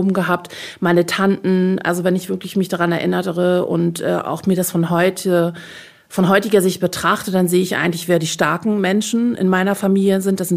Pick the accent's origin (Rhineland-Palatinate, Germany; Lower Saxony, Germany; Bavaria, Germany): Bavaria, Germany; als Bayerin